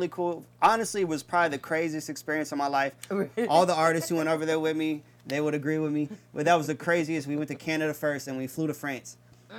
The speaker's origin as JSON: {"language": "English", "town": "Kansas City", "region": "Missouri", "country": "United States", "moved": "yes", "lives_now": "Atlanta, United States", "said": "I'm from Missouri, Kansas City"}